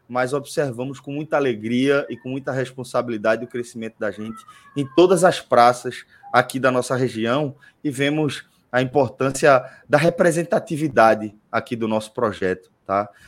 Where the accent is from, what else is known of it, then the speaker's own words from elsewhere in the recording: Northeast Region, Brazil; Acho que está nas nossas raízes aí, enquanto nordestinos, essa permanente criatividade, reinvenção e essa permanente resistência.